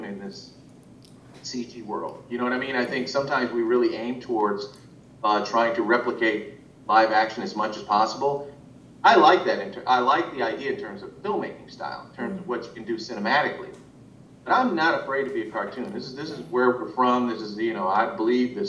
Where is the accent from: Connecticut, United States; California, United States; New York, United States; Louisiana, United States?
California, United States; Los Angeles; I'm from South Central